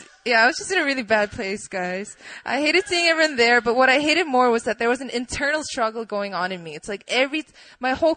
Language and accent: English; Poland; moved away; I grew up in Poland